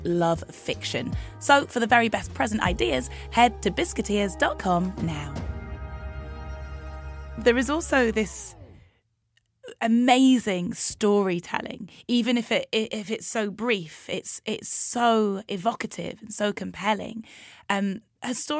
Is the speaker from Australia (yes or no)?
no; Newcastle upon Tyne, North East England, United Kingdom; moved away; growing up in Newcastle